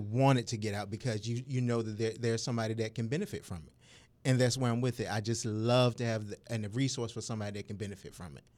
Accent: Suffolk, Virginia, United States; also born or lived in Norfolk, Virginia; now in Virginia Beach, United States; I was born and raised in Suffolk, Virginia

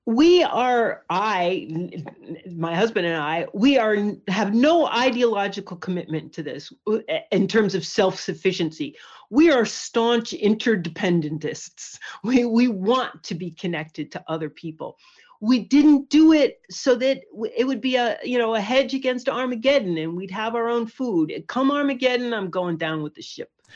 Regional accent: Poughkeepsie, New York, United States; moved away as an adult; also born or lived in California; now in Cape Cod, United States; I grew up in Poughkeepsie in the Hudson Valley

